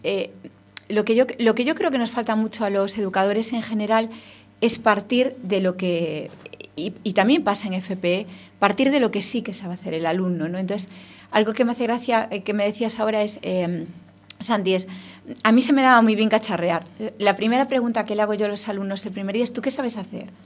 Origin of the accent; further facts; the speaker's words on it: Ferrol, Galicia, Spain; somos de Ferrol los dos